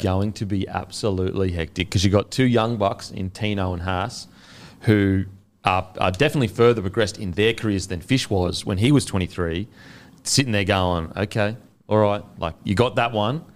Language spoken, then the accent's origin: English; New Zealand; as a Kiwi